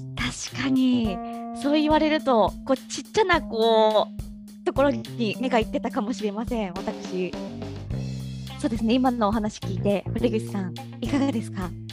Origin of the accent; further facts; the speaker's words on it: Kagoshima, Japan; 鹿児島生まれの鹿児島育